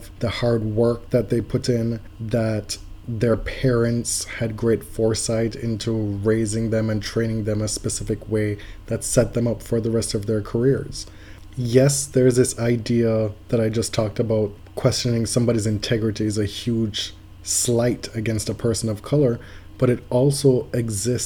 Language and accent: English; Jamaica; moved away; also born or lived in United States; Me growing up and growing up in Jamaica, honesty was a huge, huge part of the social fabric, the texture of being a Jamaican